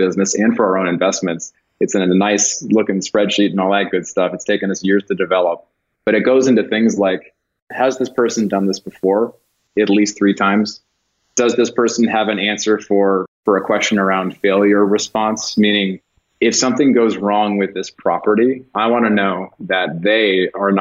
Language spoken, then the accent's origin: English; California, United States; moved away as an adult; also born or lived in Denver, Colorado; a Californian who's lived outside of California for many years